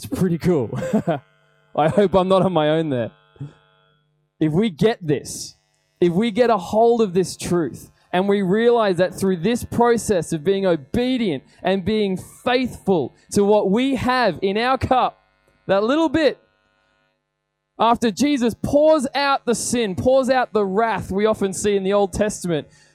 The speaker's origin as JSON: {"language": "English", "country": "Australia", "said": "we are not Australian Christians, we're Christian Australians"}